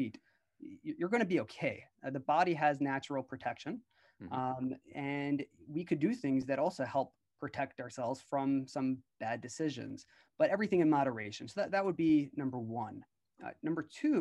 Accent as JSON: {"language": "English", "region": "New York", "country": "United States", "tie": "born or raised there", "said": "I was born and raised in New York"}